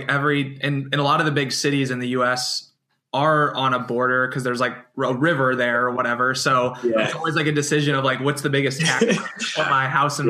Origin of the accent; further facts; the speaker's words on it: Iowa, United States; That's my home state.